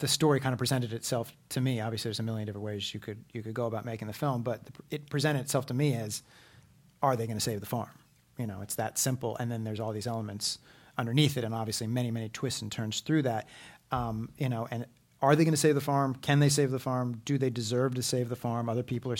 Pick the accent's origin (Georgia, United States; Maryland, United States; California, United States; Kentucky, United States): California, United States; Berkeley; moved away as an adult; also born or lived in New York City; now in Los Angeles, United States; I grew up in Berkeley, California, and did kind of the triangle of Berkeley, California, New York City, and then Los Angeles.